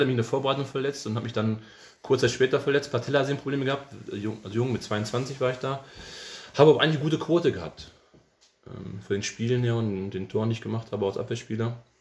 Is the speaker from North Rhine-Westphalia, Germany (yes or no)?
yes; Cologne, North Rhine-Westphalia, Germany; also born or lived in Hamburg; als Kölner